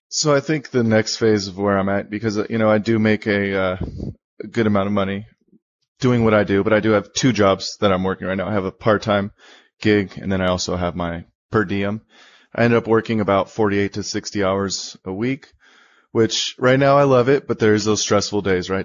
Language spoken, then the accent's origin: English; Bay Area, California, United States; moved away as an adult; now in Sacramento, United States; I grew up in the Bay Area.